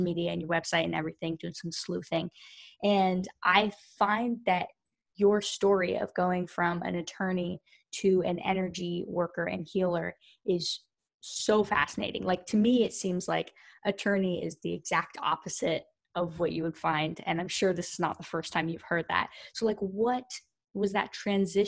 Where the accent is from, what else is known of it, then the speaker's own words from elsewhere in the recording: Pacific Northwest, United States; moved away as an adult; now in Southwest Florida, United States; I'm from the Pacific Northwest and have been here just under 2 years